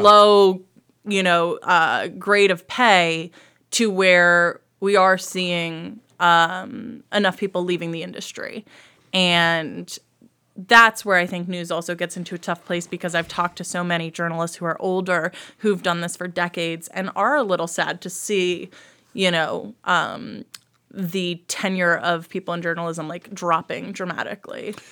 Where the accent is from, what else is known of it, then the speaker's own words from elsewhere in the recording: New Jersey, United States; moved away as an adult; also born or lived in Baltimore, Maryland / Washington, D.C. / Cleveland, Ohio / Huntsville, Alabama; now in Lakewood, United States; I was raised in New Jersey, small town, near New York